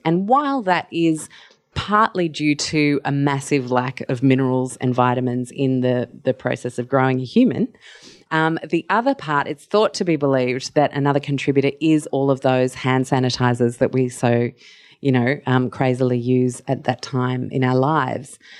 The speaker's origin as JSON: {"language": "English", "country": "Mauritius", "tie": "born or raised there", "moved": "yes", "lives_now": "Australia", "said": "I grew up in Mauritius"}